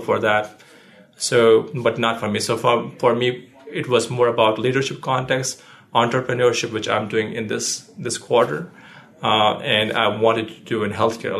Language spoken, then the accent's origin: English; India; moved away as an adult; now in United States; I was born in India and I lived most of my life there, and I came to the States in 2010